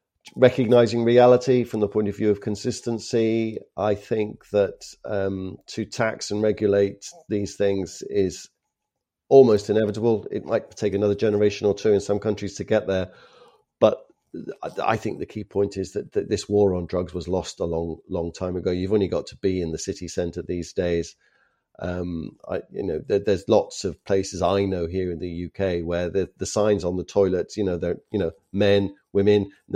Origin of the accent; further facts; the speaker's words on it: Canada; now in Ireland; Now, the reason why I ask this is that my home country, Canada, despite my funny accent, that is where I'm from.